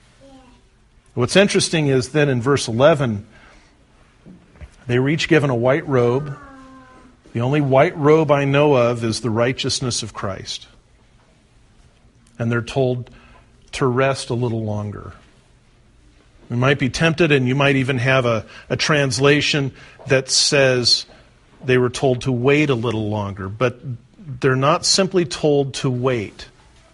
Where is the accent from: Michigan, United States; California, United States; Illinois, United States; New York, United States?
California, United States; the California coast, United States; I grew up on the California coast where the North American plate meets the Pacific plate